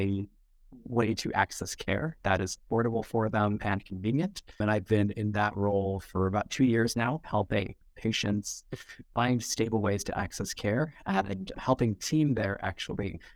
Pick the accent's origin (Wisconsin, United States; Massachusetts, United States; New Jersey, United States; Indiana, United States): New Jersey, United States; New Providence; moved away as an adult; now in Chapel Hill, United States; I am originally from New Providence, New Jersey, so a little ways away from North Carolina, about 30 minutes outside of New York